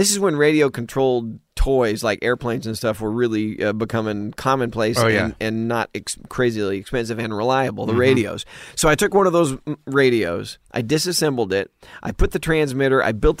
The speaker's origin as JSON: {"language": "English", "town": "Dallas", "region": "Texas", "country": "United States", "tie": "born or raised there", "also_born_or_lived": "Richardson, Texas", "said": "growing up in Dallas and Richardson, Texas"}